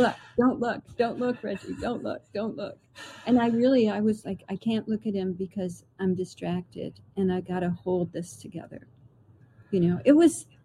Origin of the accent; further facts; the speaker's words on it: Clayton, New York, United States; everybody in my hometown Clayton is a storyteller